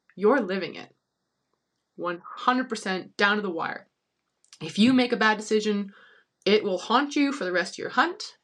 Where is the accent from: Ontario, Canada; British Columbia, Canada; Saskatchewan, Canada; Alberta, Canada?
British Columbia, Canada; Kelowna; I grew up in Kelowna